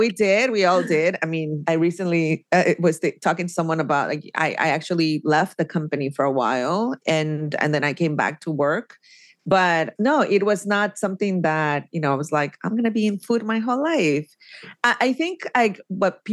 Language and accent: English; Oaxaca, Mexico; moved away; I always say Oaxaca. I never say like, oh, I'm from Mexico. You know, I'm like, I'm from Oaxaca.